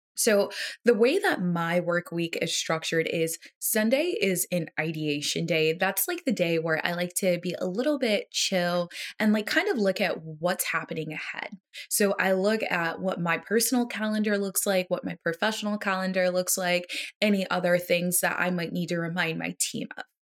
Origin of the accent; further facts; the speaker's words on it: United States; as an American